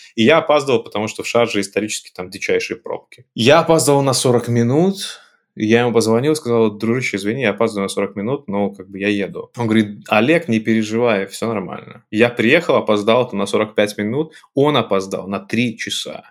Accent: Belarus; moved away as an adult; also born or lived in United Arab Emirates / Minsk; now in Italy; я белорус

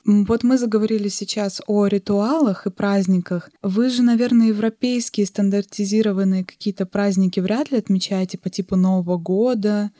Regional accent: Yakutia, Sakha Republic, Russia; сама я, по сути, родилась в Азии, в Якутии

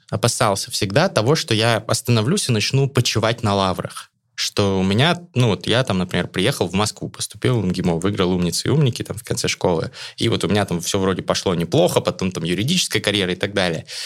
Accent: Astana, Kazakhstan; born there; Я родился в Астане.

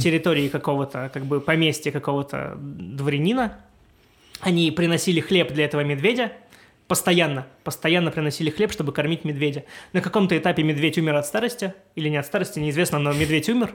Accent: Siberia, Russia; moved away; Я сам из Сибири изначально

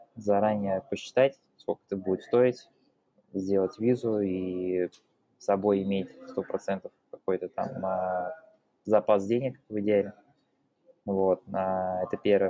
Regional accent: Russia; moved away as an adult; also born or lived in Tatarstan; now in Valencia, Spain; я из России

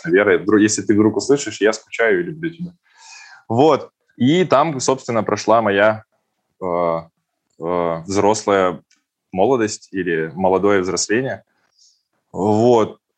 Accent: Perm, Perm Krai, Russia; now in Czechia; Ну, по факту я из Перми переехал в Чехию в 2012 году.

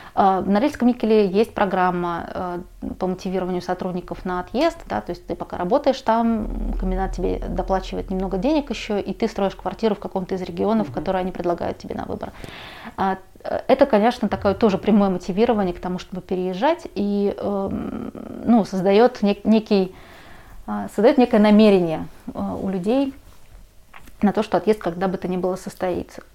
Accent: Moscow, Russia; Я родилась уже в Москве, а в Магадане никогда не была

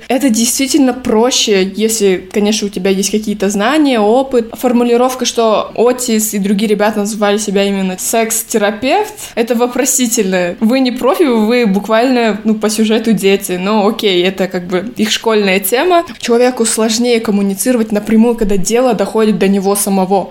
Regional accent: Almaty, Kazakhstan; я активистка из Казахстана, города Алматы.

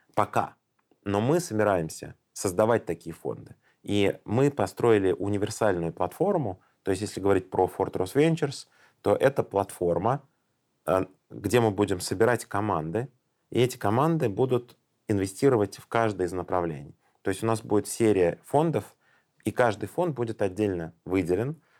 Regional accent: Tashkent, Uzbekistan; я сам родом из Ташкента

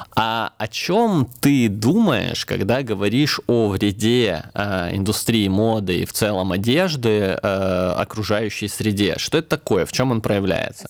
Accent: Krasnodar, Krasnodar Krai, Russia; now in Tula, Russia; Я тут с юга, я из Краснодара, переехал в Тулу

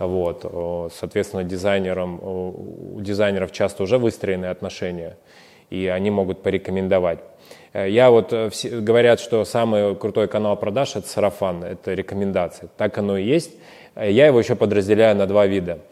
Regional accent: Siberia, Russia; moved away; мы из Сибири

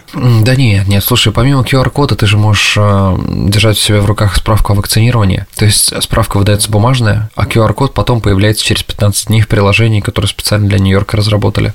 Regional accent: Russia; now in United States; Я из России

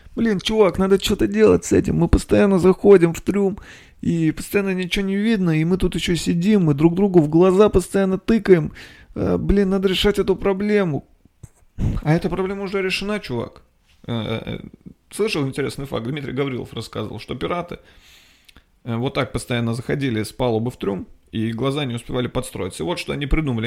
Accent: Nizhny Novgorod, Nizhny Novgorod Oblast, Russia; moved away as an adult; Я был в Нижнем Новгороде. Я там родился. Я там жил двадцать лет

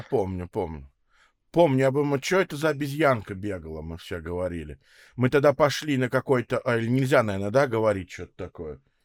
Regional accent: Moscow, Russia; also born or lived in Israel; я родился в Москве, родился в Кузьминках, вот потом большую часть времени живу в Строгино

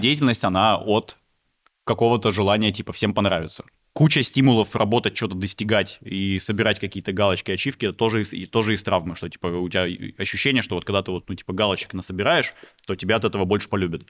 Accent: Veliky Novgorod, Novgorod Oblast, Russia; moved away as an adult; now in Moscow, Russia; Я из Великого Новгорода родом.

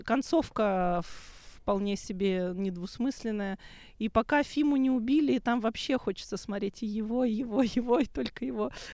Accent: Odesa, Odesa Oblast, Ukraine; в моем родном городе

